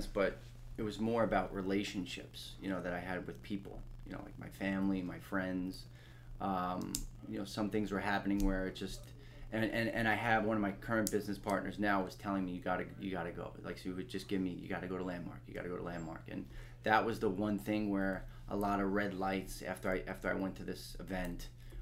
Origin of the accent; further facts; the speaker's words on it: Long Island, New York, United States; I was always from Long Island.